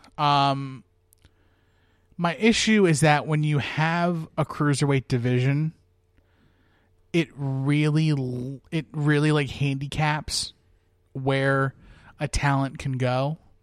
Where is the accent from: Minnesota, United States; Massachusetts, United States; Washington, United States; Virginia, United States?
Virginia, United States; moved away; I'm originally from Virginia